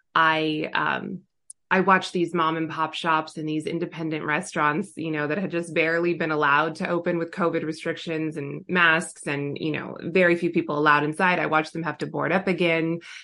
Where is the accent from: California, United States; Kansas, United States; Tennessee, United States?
California, United States; Southern; also born or lived in Orange County / Los Angeles; I was born and raised in Southern California